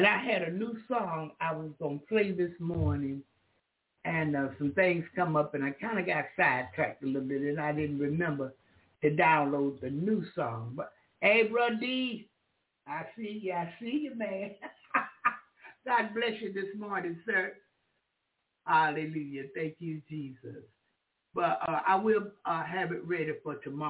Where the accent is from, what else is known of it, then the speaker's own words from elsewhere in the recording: the South, United States; I'm from the South.